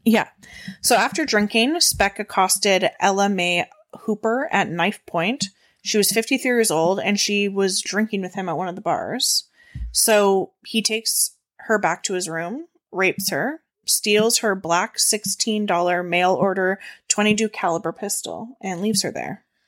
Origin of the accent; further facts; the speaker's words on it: Canada; We're Canadian